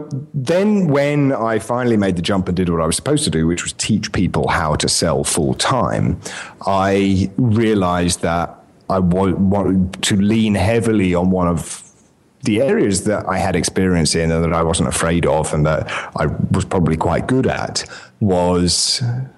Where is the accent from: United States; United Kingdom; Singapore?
United Kingdom; accent: English; moved away as an adult; now in Mediterranean island